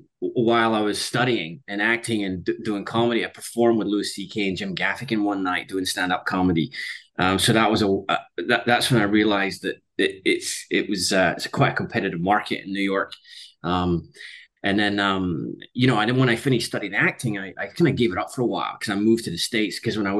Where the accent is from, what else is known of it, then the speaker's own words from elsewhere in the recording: Scotland, United Kingdom; I was born in Scotland. I went to school in Scotland. But I've lived in 9 countries around the world.